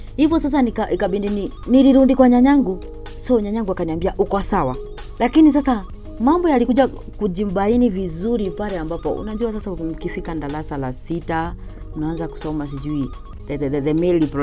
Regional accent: Chuka, Tharaka-Nithi County, Kenya; nimelelewa pale Chuka

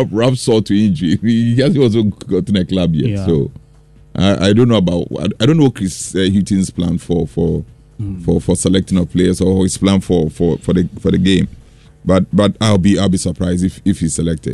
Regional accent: Ghana; I'm from Esiu Ankasi

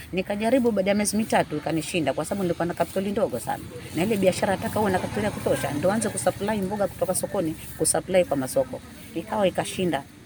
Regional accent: Mavueni, Kilifi County, Kenya; Mimi ni mzaliwa wa Mavueni

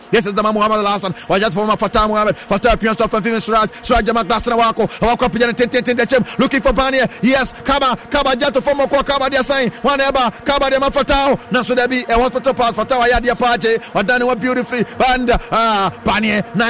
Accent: Accra, Greater Accra, Ghana; Team Nina, I am from Accra.

